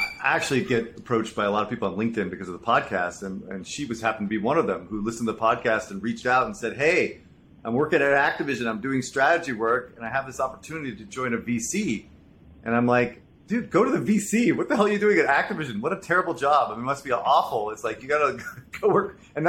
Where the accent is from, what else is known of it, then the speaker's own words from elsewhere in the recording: Jubail, Eastern Province, Saudi Arabia; I grew up in Saudi Arabia, so I kind of understand the nomadic lifestyle of expats, which is different, unique background.